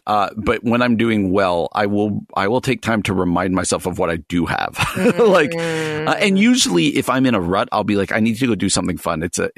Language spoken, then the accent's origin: English; New Jersey, United States; where I grew up in New Jersey